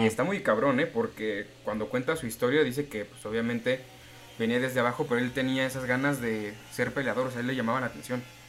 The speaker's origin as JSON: {"language": "Spanish", "region": "Mexico City", "country": "Mexico", "said": "yo soy un chilango que experimenta"}